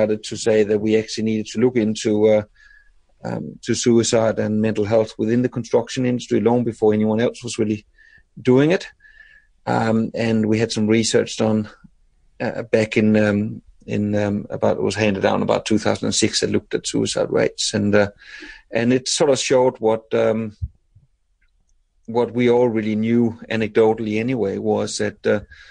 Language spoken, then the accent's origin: English; Denmark; moved away as an adult; now in Australia; I was born in Denmark